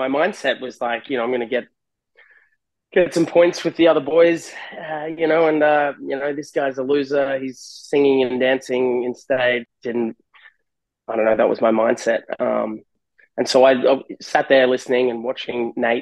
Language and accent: English; Australia; moved away as an adult; also born or lived in California, United States; now in Huntington Beach, United States; I'm Australian. I moved over to LA. This will be my 10th year in California.